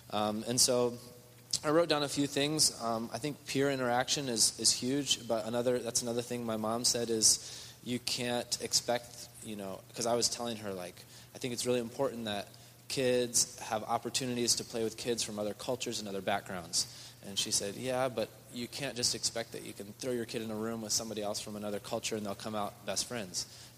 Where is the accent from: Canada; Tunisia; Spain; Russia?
Spain; English is a second language; moved away; Growing up in Spain, the churches in Spain are very, very small overall.